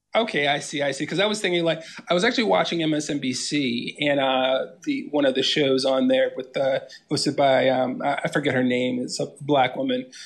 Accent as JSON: {"language": "English", "town": "Washington", "region": "District of Columbia", "country": "United States", "tie": "born or raised there", "said": "Washington, D C, born and raised."}